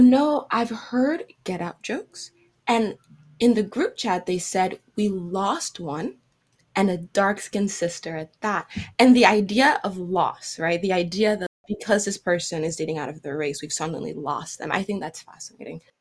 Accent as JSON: {"language": "English", "country": "Cameroon", "moved": "yes", "lives_now": "United States", "said": "I had spent the summer abroad, back home in Cameroon, right? Since I'm from West Africa"}